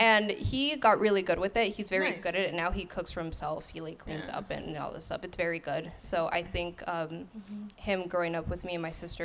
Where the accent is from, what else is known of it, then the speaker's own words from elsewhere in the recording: Torrance, California, United States; I was born and raised in Torrance, California